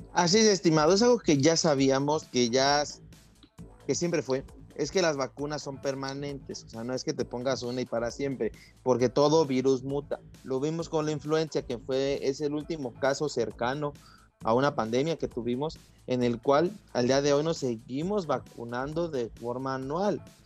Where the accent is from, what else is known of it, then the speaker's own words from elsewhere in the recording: Mexico; nosotros como mexicanos